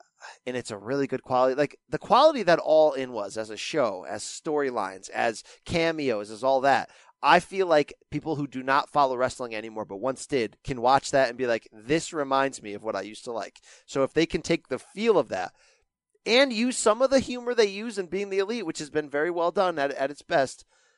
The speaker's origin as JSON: {"language": "English", "town": "New York City", "region": "New York", "country": "United States", "tie": "born or raised there", "also_born_or_lived": "Queens", "said": "I was raised down in Brooklyn."}